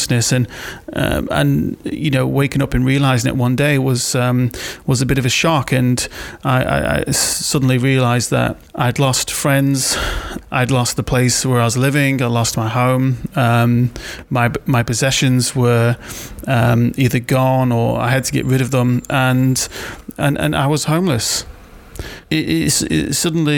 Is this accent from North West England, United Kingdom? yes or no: yes; Wirral, North West England, United Kingdom; now in Manchester, United Kingdom; I grew up in Wirral, 1986, to a single-parent household